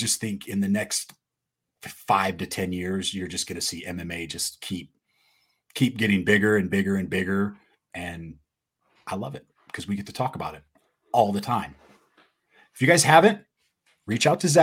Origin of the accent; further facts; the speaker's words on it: Utah, United States; I tell people I'm from Utah